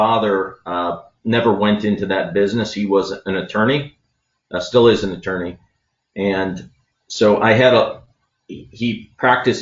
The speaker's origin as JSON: {"language": "English", "town": "University City", "region": "Missouri", "country": "United States", "tie": "born or raised there", "said": "So I grew up in University City, and around kindergarten, the U City School District"}